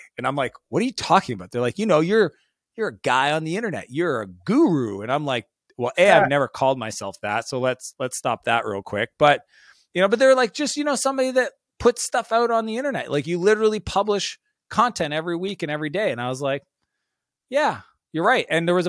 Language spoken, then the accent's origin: English; Canada; I had this fear at being Canadian.